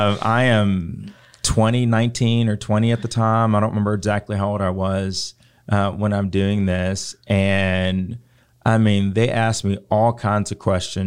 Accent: Richmond, Virginia, United States; So growing up, the city that I was born in Richmond, Virginia, is predominantly black, or at least was when I was there.

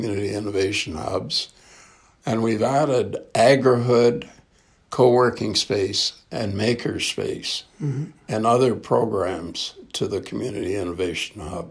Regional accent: Canada; I'm a Canadian through and through.

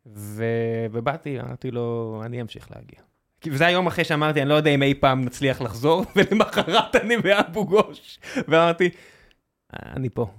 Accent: Beersheba, Southern District, Israel; אני כבאר שבעי

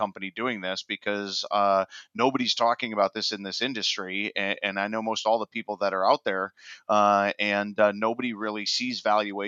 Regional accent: Wisconsin, United States; moved away as an adult; now in Minneapolis, United States; I'm originally from Wisconsin, but crossed the river into Minneapolis a few years back

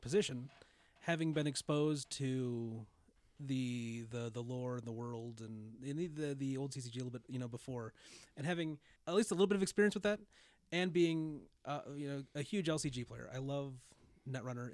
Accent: United States; being an American

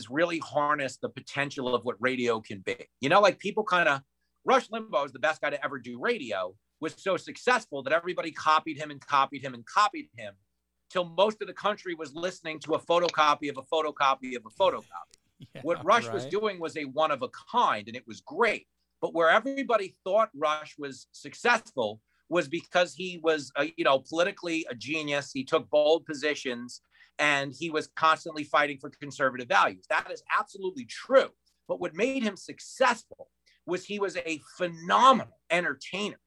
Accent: Levittown, New York, United States; I grew up in Levittown, New York

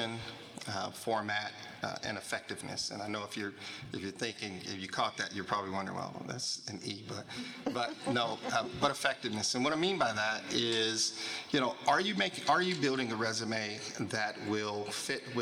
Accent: Kansas City, Missouri, United States; I'm originally from Kansas City, Missouri

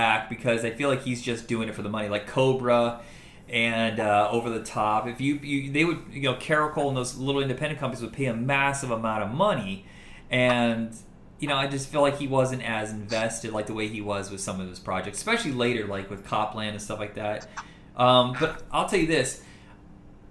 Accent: Indiana, United States; I'm from Indiana

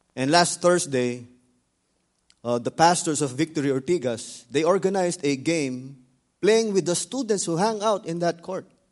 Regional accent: Philippines; the Philippines because I'm from there

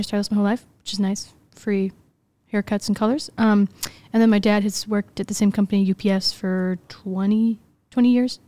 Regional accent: Des Plaines, Illinois, United States; I grew up in Des Plaines, Illinois

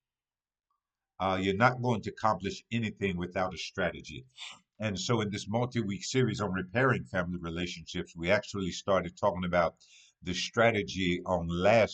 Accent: Hopkinsville, Kentucky, United States; my hometown. On this past weekend, Hopkinsville, Kentucky

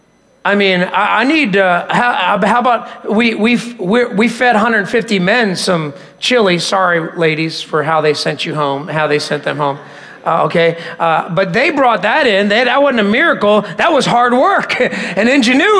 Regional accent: Philadelphia, Pennsylvania, United States; I grew up in Philadelphia, and so that's where we lived right after we got married in that area

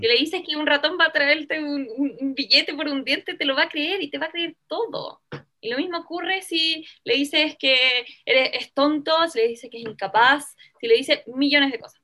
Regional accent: Chile; also born or lived in Venezuela

